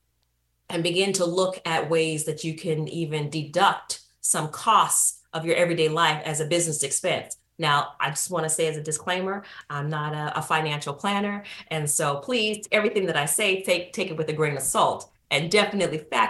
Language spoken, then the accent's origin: English; San Francisco, California, United States; moved away as an adult; also born or lived in Nashville, Tennessee; I grew up in San Francisco, California